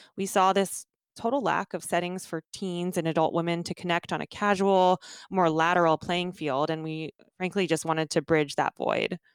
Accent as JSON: {"language": "English", "town": "Redding", "region": "California", "country": "United States", "tie": "born or raised there", "also_born_or_lived": "Omaha, Nebraska"}